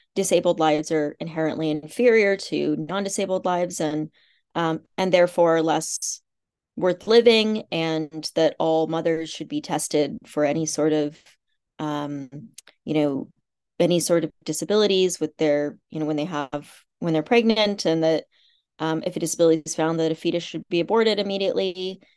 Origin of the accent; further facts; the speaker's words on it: Kansas, United States; moved away; I grew up in the Midwest. I grew up in Kansas and, um, on a farm and sort of a small farming community